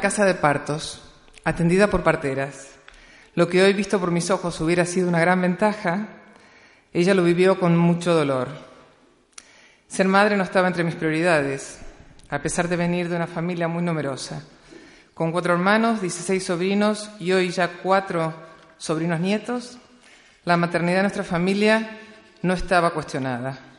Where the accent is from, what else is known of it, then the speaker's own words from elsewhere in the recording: Patagonia, Argentina; nací en la Patagonia en el año 1966